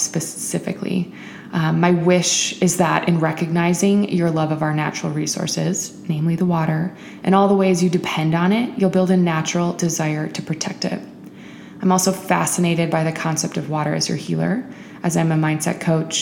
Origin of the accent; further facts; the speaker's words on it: Midwest, United States; also born or lived in Milwaukee; I'm a Midwesterner living in Milwaukee